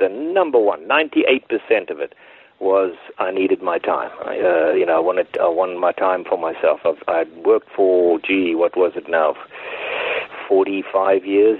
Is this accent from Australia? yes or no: no; South Africa; moved away as an adult; I was born in South Africa in 1952